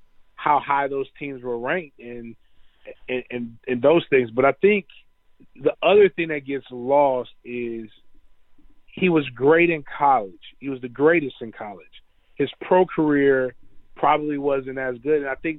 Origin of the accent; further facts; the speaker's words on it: Tallahassee, Florida, United States; I say home for me, I'm from Tallahassee